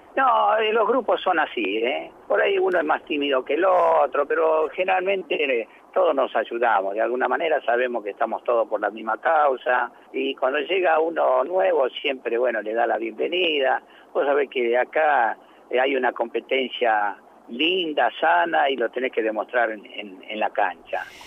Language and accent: Spanish; Santiago del Estero, Argentina; moved away as an adult; yo soy de Santiago del Estero